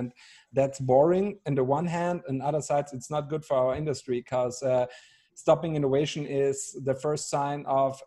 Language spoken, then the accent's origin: English; Austria; moved away as an adult; now in Bavaria, Germany; I'm Austrian. So I grew up with a constant love and hate relationship with your country, because, you know, when you grow up as Austrian